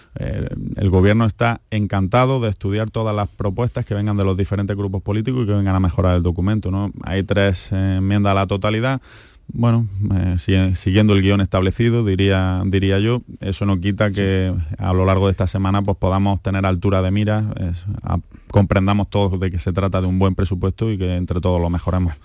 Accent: Andalusia, Spain

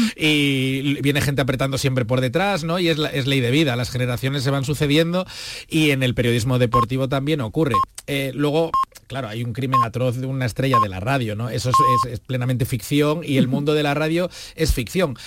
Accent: Vigo, Galicia, Spain; Yo soy de Vigo, yo nací allí, crecí allí y conozco bien las raíces de Galicia

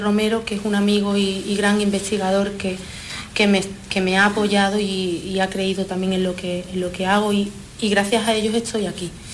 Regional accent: Utrera, Andalusia, Spain; moved away as an adult; now in Netherlands; yo soy nacida en Utrera, en la provincia de, Sevilla

